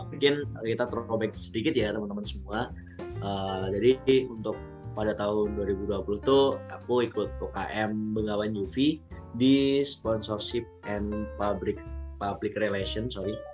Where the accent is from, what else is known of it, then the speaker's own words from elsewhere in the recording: Pacitan, East Java, Indonesia; mungkin kalau asal aku aku dari Pacitan tapi domisili aku di Pacitan sama Surabaya